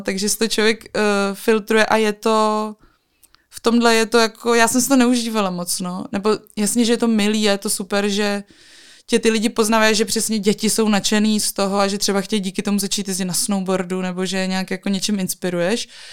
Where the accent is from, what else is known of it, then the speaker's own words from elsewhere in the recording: Czechia; pocházím z Krkonoš